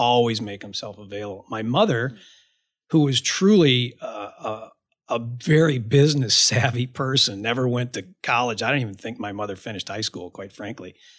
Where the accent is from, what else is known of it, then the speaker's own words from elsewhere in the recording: Ottawa, Illinois, United States; I grew up in a really small town. I grew up in Ottawa, Illinois.